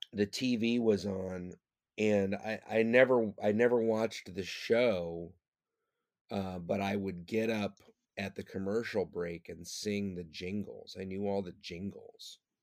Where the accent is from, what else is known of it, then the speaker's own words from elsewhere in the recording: Detroit, Michigan, United States; now in New York, United States; I was born in Detroit, Michigan